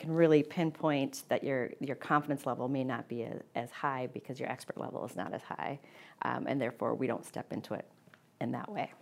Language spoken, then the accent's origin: English; Midwest, United States; growing up in the Midwest